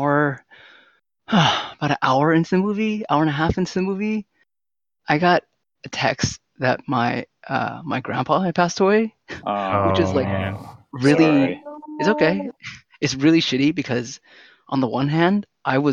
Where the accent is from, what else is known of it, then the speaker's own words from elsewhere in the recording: San Jose, California, United States; I'm from San Jose, okay? I'm pretty Vietnamese